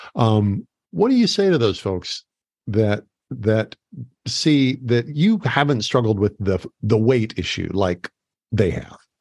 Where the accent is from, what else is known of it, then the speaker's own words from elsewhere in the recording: United States; also born or lived in Phoenix; I was from America